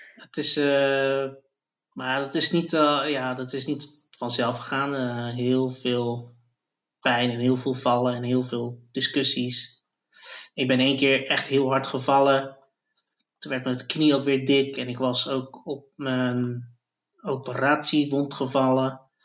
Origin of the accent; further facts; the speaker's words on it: Zoetermeer, South Holland, Netherlands; now in The Hague, Netherlands; ik ben opgegroeid in Zoetermeer